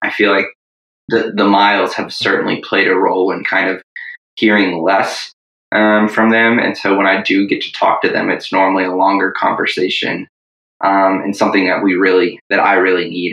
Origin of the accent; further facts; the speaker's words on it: Tallahassee, Florida, United States; moved away as an adult; also born or lived in Durham, North Carolina; now in Virginia, United States; originally from Tallahassee, Florida.